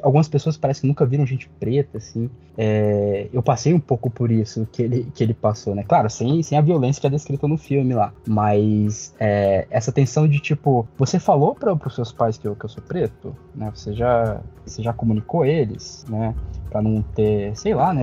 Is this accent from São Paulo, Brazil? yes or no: no; Curitiba, Paraná, Brazil; also born or lived in Pernambuco; eu cresci em Curitiba, né? Tipo, eu nasci em Pernambuco, mas desde os meus seis anos de idade que eu moro em Curitiba